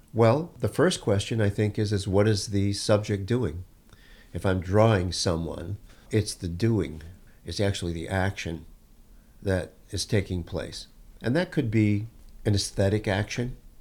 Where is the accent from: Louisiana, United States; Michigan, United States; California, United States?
Michigan, United States; Detroit; I grew up in Detroit